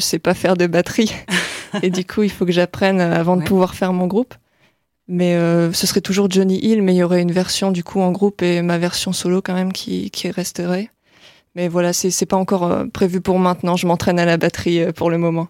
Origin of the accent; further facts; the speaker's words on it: Lille, Hauts-de-France, France; also born or lived in Boulogne-sur-Mer; je suis plutôt originaire de Lille